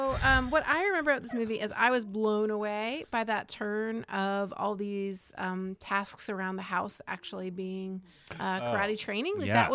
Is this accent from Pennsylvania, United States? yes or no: no; Georgia, United States; moved away; I'm from Georgia.